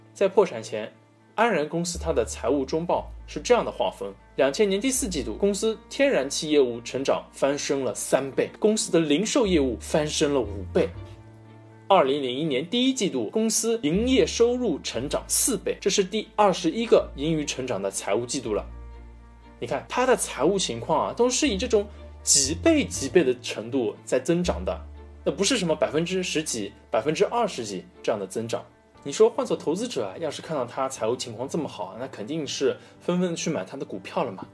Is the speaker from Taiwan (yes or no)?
no; China; 我们中国的传统饮料